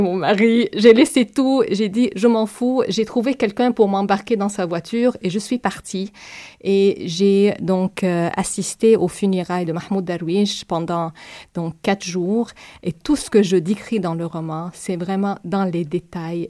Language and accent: French; Palestine; French is a second language; now in Montreal, Canada; C'est ma façon d'être palestinienne